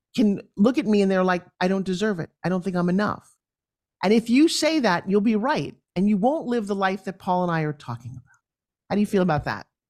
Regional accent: New York, United States; also born or lived in Long Island; I come from New York

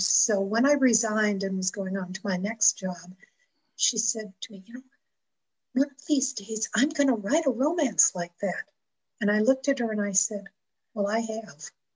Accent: Buffalo, New York, United States; now in Cheyenne, United States; I was raised outside of Buffalo, New York.

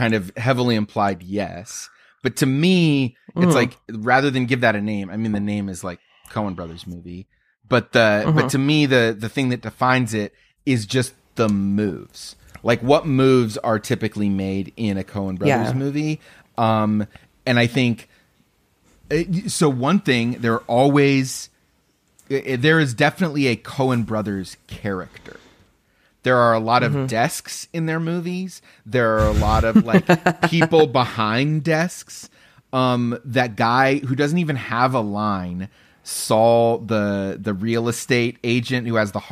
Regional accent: outside of Cincinnati, Ohio, United States; where I grew up outside of Cincinnati

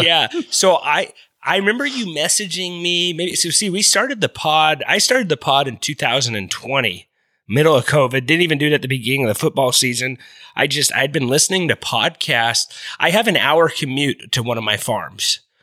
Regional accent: Kingsburg, California, United States; my hometown's, uh, connection to the Lions is Monty Clark, a former alumni of the same high school I went

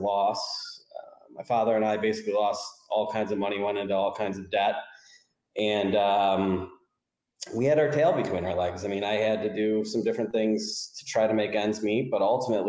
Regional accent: Rochester, New York, United States; also born or lived in Florida; I'm from Rochester, New York

